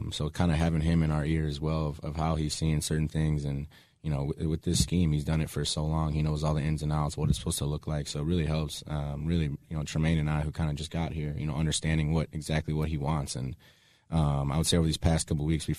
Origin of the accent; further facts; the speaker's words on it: Chicago, Illinois, United States; my hometown team